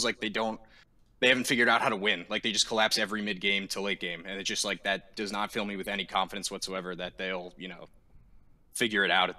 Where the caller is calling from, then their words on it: Allentown, Pennsylvania, United States; I'm calling from Allentown, Pennsylvania.